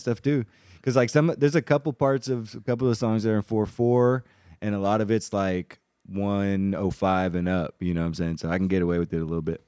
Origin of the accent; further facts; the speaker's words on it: Germany; moved away; growing up in Germany, but having these very traditional, uh, Puerto Rican and Colombian traditions with us